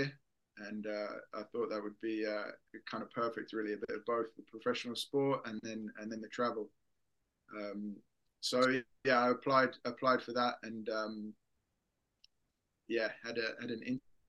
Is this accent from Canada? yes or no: no; England, United Kingdom; moved away as an adult; now in Sweden; I'm from England, obviously. Went to school here, studied uni here